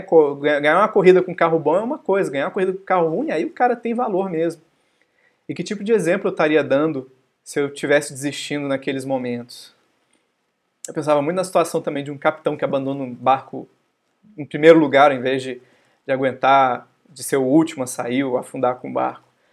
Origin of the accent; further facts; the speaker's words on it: Brazil; como bons brasileiros